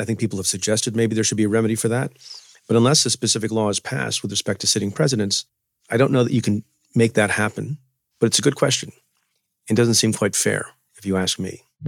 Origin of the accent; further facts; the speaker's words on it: New York, United States; in New York State, my home state